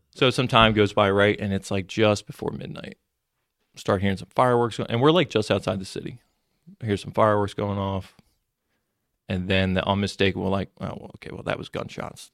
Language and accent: English; Mullica Hill, New Jersey, United States; I grew up in Mullica Hill area